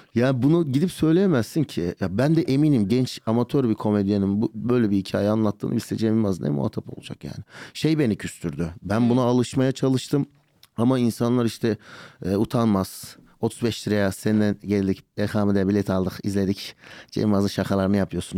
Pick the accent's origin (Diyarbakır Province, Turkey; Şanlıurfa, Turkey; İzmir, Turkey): Şanlıurfa, Turkey; also born or lived in Birecik; now in Istanbul, Turkey; Urfalıyım ben. Urfa'da doğup büyüdüm.